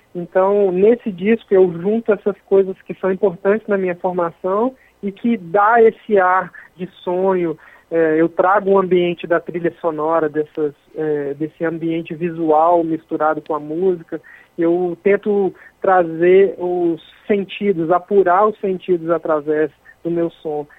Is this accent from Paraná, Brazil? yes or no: no; Minas Gerais, Brazil; sou mineiro, sou de uma cidade muito pequena do interior da Zona da Mata, que tem 30 mil habitantes